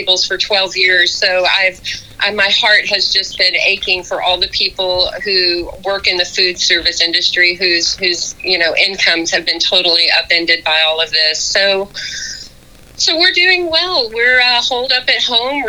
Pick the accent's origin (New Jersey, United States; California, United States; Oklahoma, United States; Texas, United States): Texas, United States; Odessa; as a kid growing up in a pretty isolated oil town, you know, out in West Texas